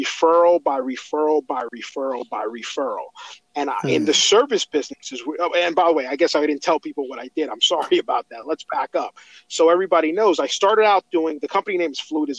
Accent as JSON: {"language": "English", "town": "Elizabeth", "region": "New Jersey", "country": "United States", "tie": "born or raised there", "said": "I grew up in Elizabeth"}